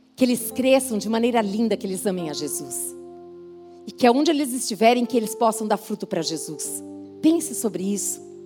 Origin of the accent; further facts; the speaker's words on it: São Paulo, Brazil; sou de São Paulo